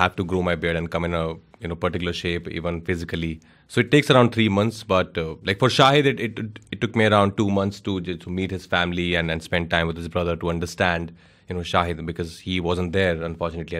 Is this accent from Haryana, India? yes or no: yes; Gurgaon, Haryana, India; I'm from Gurgaon